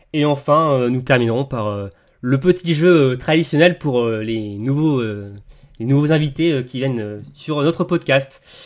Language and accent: French; Bourgogne-Franche-Comté, France; je suis de Franche-Comté